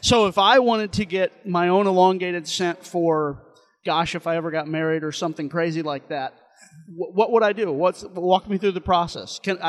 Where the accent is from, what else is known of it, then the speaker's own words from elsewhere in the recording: St. Louis, Missouri, United States; I'm from St. Louis. I went to the St. Louis Zoo over Christmas